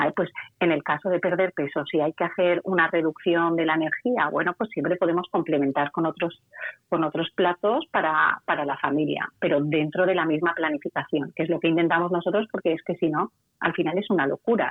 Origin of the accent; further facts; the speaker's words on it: Valencia, Valencian Community, Spain; yo soy de Valencia y aquí la gente dice